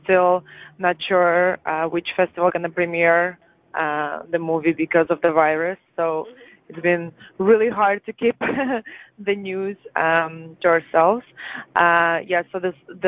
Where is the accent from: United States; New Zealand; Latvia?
Latvia; English is a second language; moved away as an adult; now in Canada; I am from Latvia